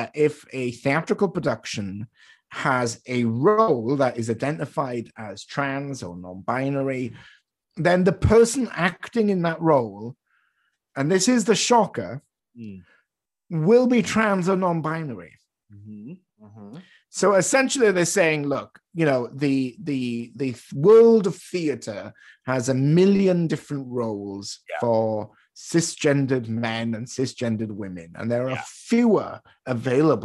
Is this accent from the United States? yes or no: no; United Kingdom; now in Canada; I am British, I was born and raised there